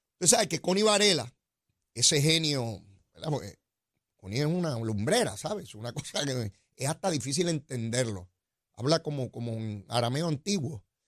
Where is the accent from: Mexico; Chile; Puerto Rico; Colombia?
Puerto Rico; nosotros los puertorriqueños